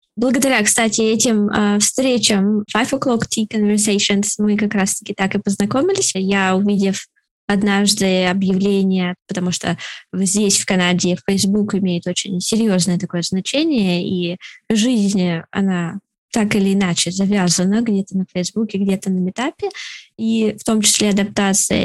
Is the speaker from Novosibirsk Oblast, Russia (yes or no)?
no; Moscow, Russia; moved away as an adult; now in Canada; я из Москвы